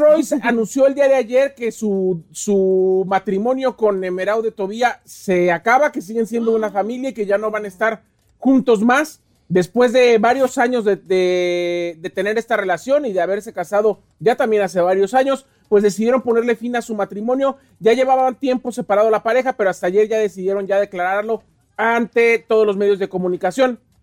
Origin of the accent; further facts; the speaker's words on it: Morelia, Michoacán, Mexico; yo soy de Morelia